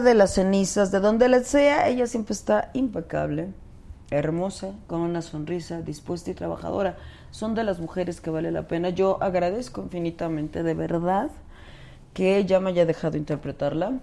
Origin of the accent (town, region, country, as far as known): Mexico